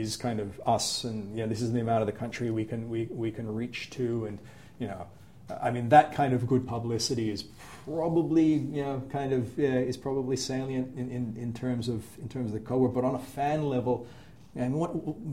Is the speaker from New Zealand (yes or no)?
no; South Australia, Australia; when I grew up in South Australia